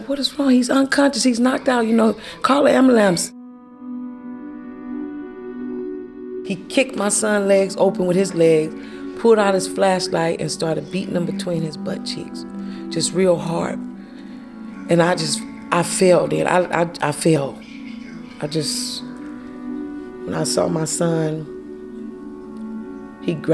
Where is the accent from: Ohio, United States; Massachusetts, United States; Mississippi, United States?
Mississippi, United States; also born or lived in Richmond, California; now in Antioch, United States; I grew up in Mississippi